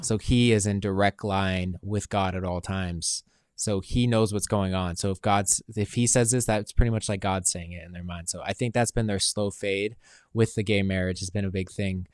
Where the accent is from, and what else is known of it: United States